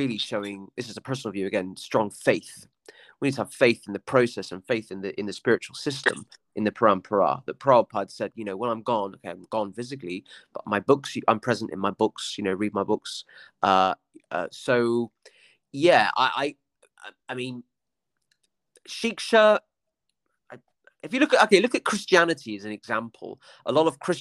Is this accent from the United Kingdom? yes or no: yes; Somerset, South West England, United Kingdom; I'm from a working class village in Somerset